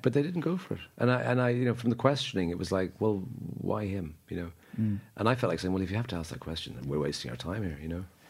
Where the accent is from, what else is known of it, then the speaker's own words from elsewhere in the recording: Dublin, Leinster, Ireland; moved away as an adult; now in London, United Kingdom; I'm from Dublin. Grew up in Dublin at the age of whatever twenty three. I left and I never lived here since